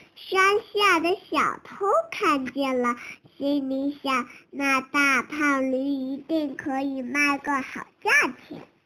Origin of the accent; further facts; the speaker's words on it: Kunming, Yunnan, China; 今年四岁，我我来自云南昆明。